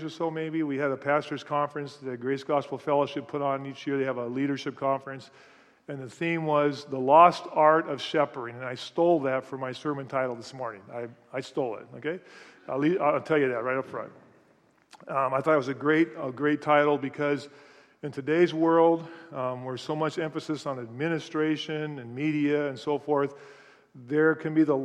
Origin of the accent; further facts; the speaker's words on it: Seattle, Washington, United States; I grew up in Greenwood. I live in the same place I grew up in, but now we call it Finney Ridge